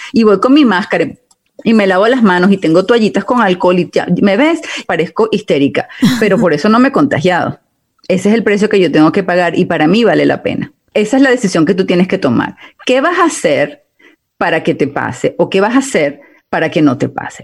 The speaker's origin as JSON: {"language": "Spanish", "country": "Italy", "moved": "yes", "lives_now": "United States", "said": "como yo soy italiana"}